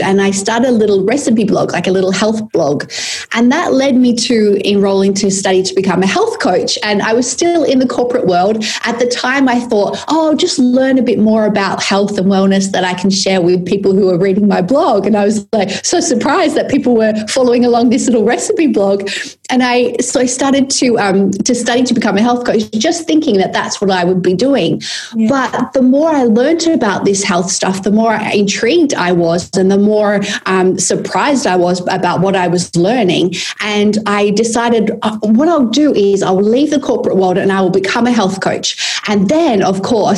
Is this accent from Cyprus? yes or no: no; Perth, Western Australia, Australia; moved away as an adult; also born or lived in London / Sydney; I came to live back in my hometown of Perth